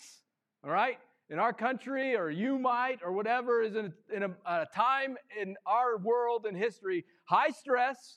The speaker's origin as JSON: {"language": "English", "region": "Missouri", "country": "United States", "tie": "born or raised there", "said": "I am born and raised in Missouri"}